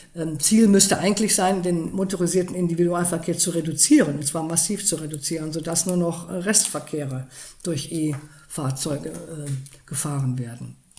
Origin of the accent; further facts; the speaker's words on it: Cologne, North Rhine-Westphalia, Germany; ich komme ja aus Köln